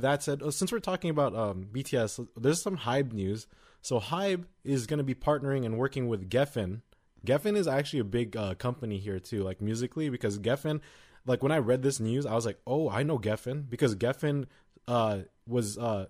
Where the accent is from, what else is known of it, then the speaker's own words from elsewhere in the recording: United States; we're from America